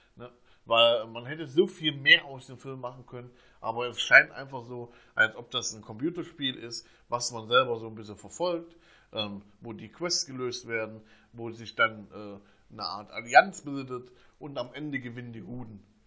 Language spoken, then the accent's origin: German; Germany; bei uns in Deutschland